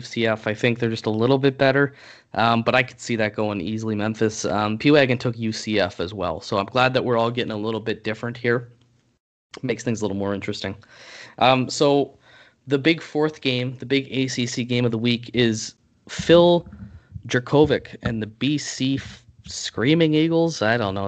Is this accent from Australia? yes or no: no; Canada; as a Canadian